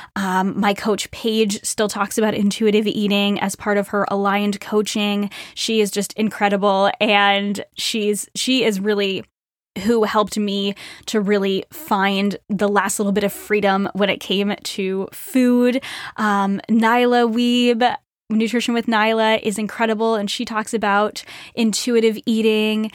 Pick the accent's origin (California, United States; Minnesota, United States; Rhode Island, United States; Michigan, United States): Rhode Island, United States; moved away as an adult; I grew up in Rhode Island